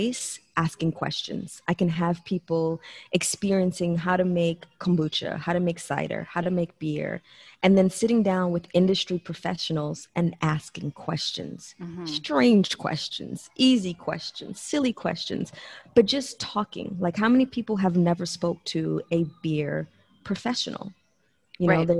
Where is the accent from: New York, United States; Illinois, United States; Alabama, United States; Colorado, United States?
New York, United States; moved away as an adult; now in Texas, United States; I come from New York, where the bar scene in New York is